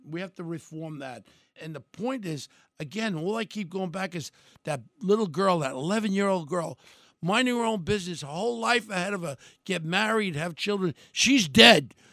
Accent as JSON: {"language": "English", "country": "United States", "said": "We're an American"}